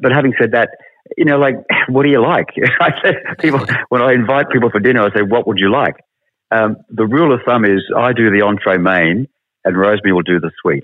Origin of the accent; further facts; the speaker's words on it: Sydney, New South Wales, Australia; moved away as an adult; now in Melbourne, Australia; I was born in Sydney. I didn't come to Melbourne until I did a TV series called The Box